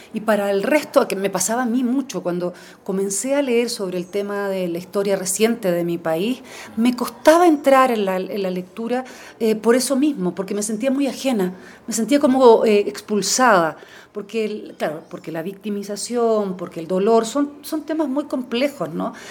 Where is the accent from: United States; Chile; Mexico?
Chile; como chilena